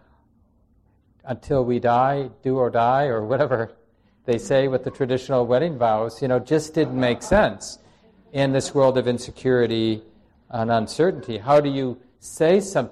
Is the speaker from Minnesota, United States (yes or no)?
yes; Minneapolis, Minnesota, United States; moved away as an adult; also born or lived in New York City; I never wanted to come back to Minneapolis. I grew up in Minneapolis